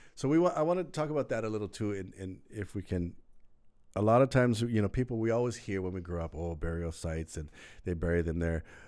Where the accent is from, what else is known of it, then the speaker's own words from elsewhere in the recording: Maui, Hawaii, United States; moved away as an adult; now in Oahu, United States; we grew up on Maui